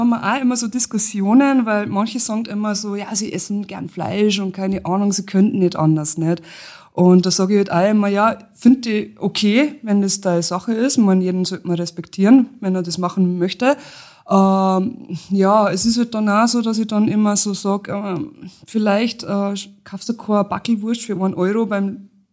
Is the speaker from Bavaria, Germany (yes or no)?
yes; Lower Bavaria, Germany; now in Austria; komme eigentlich gebürtig aus Niederbayern, aber ich wohne schon seit Ewigkeiten in Österreich.